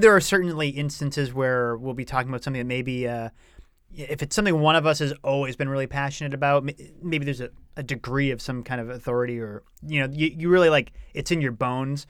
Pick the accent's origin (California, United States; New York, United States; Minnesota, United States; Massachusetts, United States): Massachusetts, United States; Rowley; moved away; I grew up in a town called Rowley, which is about twenty minutes north of Salem.